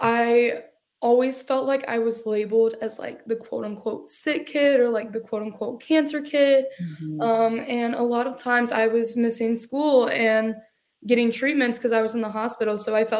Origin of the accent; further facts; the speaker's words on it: Decatur, Georgia, United States; also born or lived in Jefferson, Georgia / Milledgeville, Georgia; I grew up in Decula, Georgia. And then we moved to Jefferson, Georgia, where we live now.